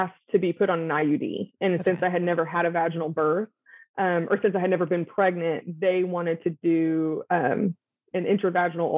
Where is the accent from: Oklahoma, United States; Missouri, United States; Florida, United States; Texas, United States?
Texas, United States; North; I am born and raised in North Texas